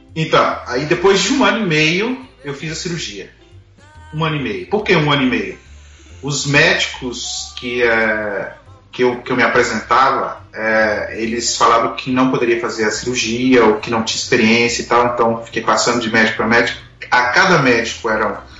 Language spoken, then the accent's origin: Portuguese; Brasília, Federal District, Brazil; moved away as an adult; now in Canada; Nós somos de Brasília. É, viemos para o Canadá no ano de 2008